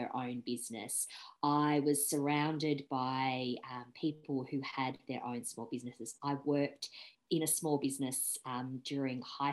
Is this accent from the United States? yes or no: no; Sydney, New South Wales, Australia; I grew up in Sydney, so lived in the same house in the northern suburbs of Sydney